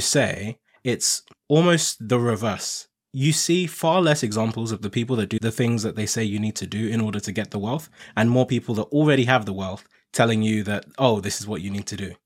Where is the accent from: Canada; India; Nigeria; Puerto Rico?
Nigeria; now in United Kingdom; I'm originally Nigerian and I came to the U K from Nigeria